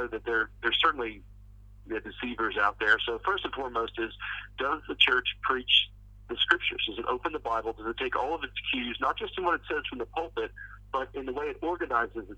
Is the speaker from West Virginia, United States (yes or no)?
yes; West Virginia, United States; moved away; where I grew up back in West Virginia